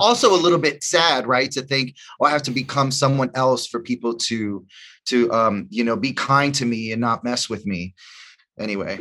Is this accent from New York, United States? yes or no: yes; New York City, New York, United States; also born or lived in The Bronx; I grew up in, in Washington Heights and I went to high school in the Bronx